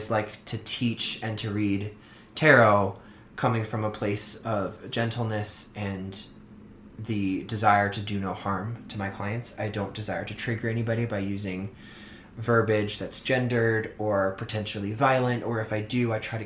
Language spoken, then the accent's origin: English; Orleans, Massachusetts, United States; moved away; growing up on Cape Cod in Massachusetts, where everything is very old